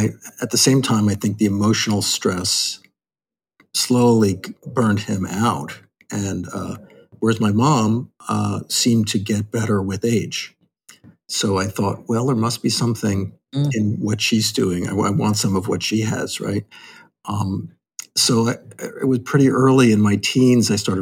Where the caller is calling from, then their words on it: New York City, New York, United States; From Manhattan, from our home in Lenape Land, overlooking the Hudson.